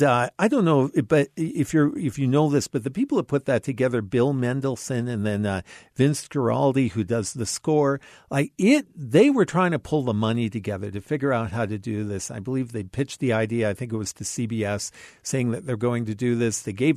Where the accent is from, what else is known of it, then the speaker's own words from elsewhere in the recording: Canada; Being a Canadian